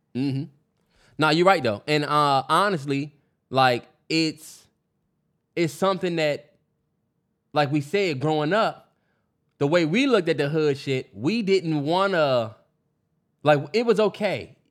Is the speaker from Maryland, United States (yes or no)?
yes; Upper Marlboro, Maryland, United States; me and Terrence grew up in P G County